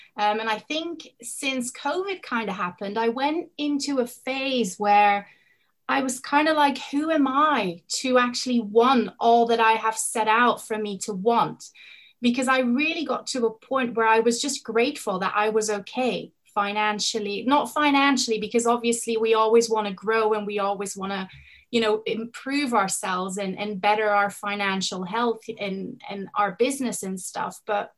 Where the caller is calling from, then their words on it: Spain; It's actually the afternoon where I am. I'm coming in from Spain.